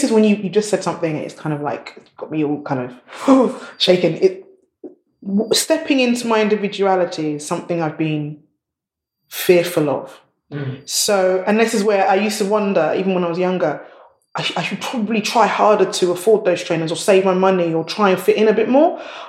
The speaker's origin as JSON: {"language": "English", "country": "Nigeria", "said": "Nigerians, we love our style. We always have to match. You have to have matching shoes, matching bag, matching everything."}